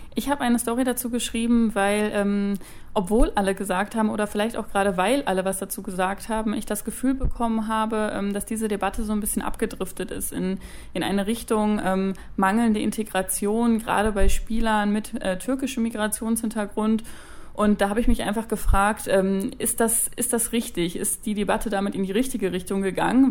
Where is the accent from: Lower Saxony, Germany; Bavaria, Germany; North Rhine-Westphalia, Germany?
North Rhine-Westphalia, Germany; Dortmund; weil ich komme aus Dortmund und bin BVB-Fan